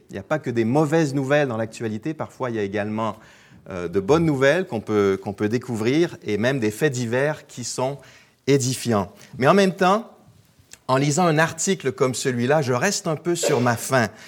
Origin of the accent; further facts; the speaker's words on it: Quebec, Canada; moved away as an adult; also born or lived in Alsace, France / Geneva, Switzerland; je suis québécois d'origine, mais j'ai été expatrié pendant 17 ans, et c'est ce qui explique un peu l'accent bizarre que vous entendez euh, en ce moment. Donc j'ai été pasteur en Alsace, dans l'est de la France.